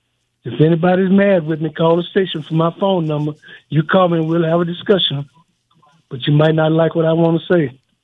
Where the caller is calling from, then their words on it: Texas, United States; Well, I just called to tell all the fellas hello. I'm from Luskin and Styles Unit.